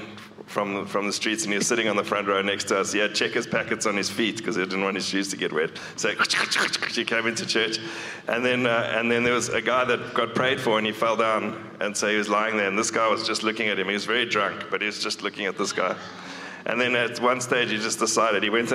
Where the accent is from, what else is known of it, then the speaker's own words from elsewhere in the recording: Cape Town, Western Cape, South Africa; also born or lived in Johannesburg; Yeah, so I grew up in Cape Town. I was born in Johannesburg. grew up in Cape Town, though.